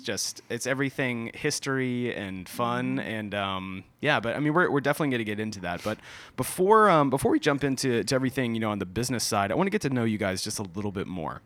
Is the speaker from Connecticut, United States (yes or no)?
no; Orlando, Florida, United States; I grew up in Orlando, so Central Florida.